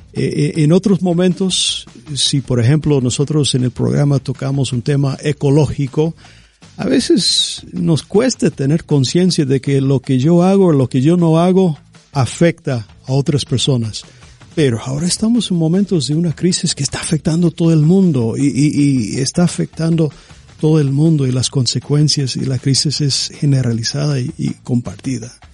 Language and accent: Spanish; United States; Yo, soy estadounidense